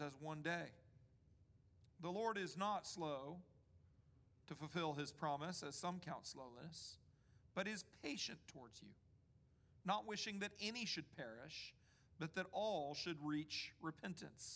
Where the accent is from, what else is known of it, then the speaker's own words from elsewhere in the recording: D.C., Northern Virginia, United States; moved away; also born or lived in Mississippi; I grew up in Washington, D.C., right outside of Washington, D.C. in Northern Virginia